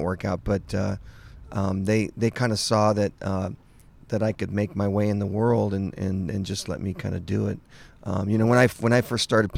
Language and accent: English; Los Angeles, California, United States; I grew up in the Los Angeles, greater Los Angeles area.